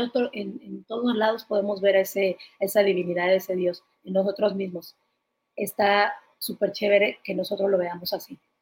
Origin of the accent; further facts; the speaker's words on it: Mexico City, Mexico; yo soy de allá